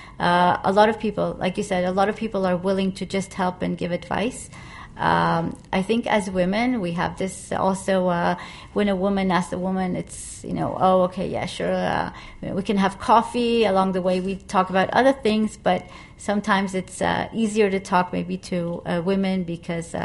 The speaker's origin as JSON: {"language": "English", "country": "Israel", "moved": "yes", "lives_now": "Asia", "said": "I come from Israel"}